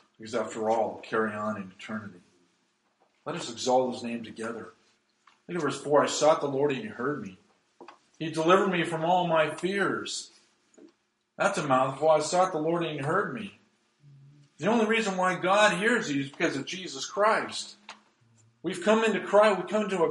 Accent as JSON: {"language": "English", "region": "Nevada", "country": "United States", "tie": "born or raised there", "moved": "yes", "lives_now": "Brookings, United States", "said": "I grew up in Nevada"}